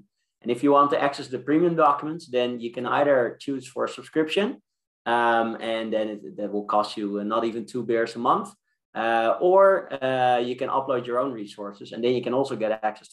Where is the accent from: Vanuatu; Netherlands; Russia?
Netherlands; Amsterdam, North Holland; I'm from Amsterdam.